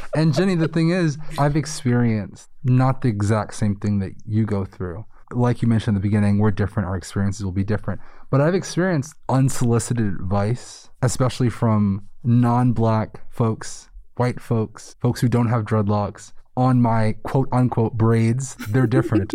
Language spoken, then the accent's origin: English; New York City, New York, United States; moved away as an adult; I went to undergrad in a predominantly white, small town after being born and raised in New York City